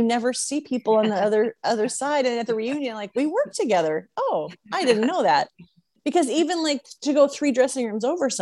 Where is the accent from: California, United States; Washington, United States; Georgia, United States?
Washington, United States; Seattle; moved away as an adult; also born or lived in Reno / Las Vegas; I came from Seattle, kind of like England, a lot of rain.